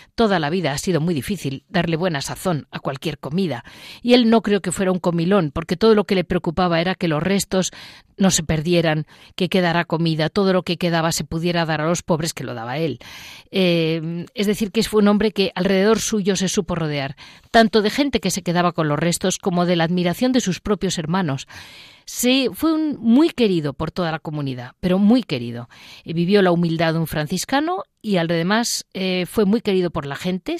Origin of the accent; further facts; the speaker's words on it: Madrid, Community of Madrid, Spain; como madrileña